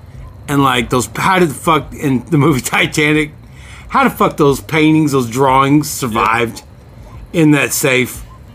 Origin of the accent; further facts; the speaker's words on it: California, United States; Oh, I'm sorry. We're from California.